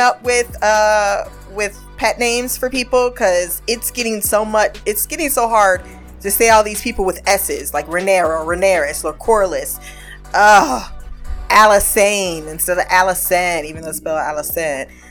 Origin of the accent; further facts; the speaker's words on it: United States; we're American